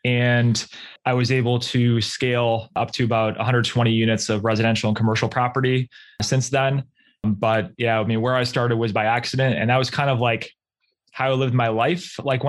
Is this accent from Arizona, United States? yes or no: no; Rochester, New York, United States; So yeah, I am from Rochester, New York, which is about 6 hours outside of New York City. Anything that's like, I guess, west of Albany is considered upstate New York, but we are in fact, Western New York, for those who don't know.